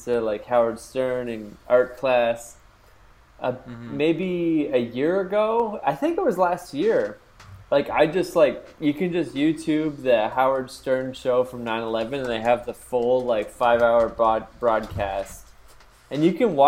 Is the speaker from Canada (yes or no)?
yes; Canada; we grew up in Canada